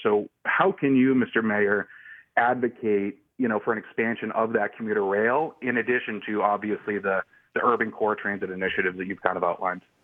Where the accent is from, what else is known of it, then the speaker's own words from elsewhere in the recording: Boston, Massachusetts, United States; also born or lived in Nashville, Tennessee; now in White House, United States; I'm from Boston, where we had a robust public transit system